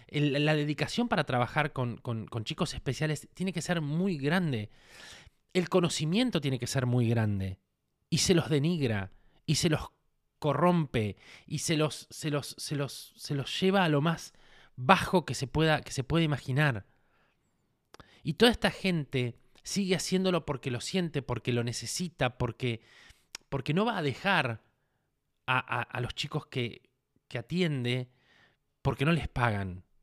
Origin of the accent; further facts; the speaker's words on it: Argentina; porque soy un argentino, un argentino que tiene, tiene parientes, tiene gente que necesita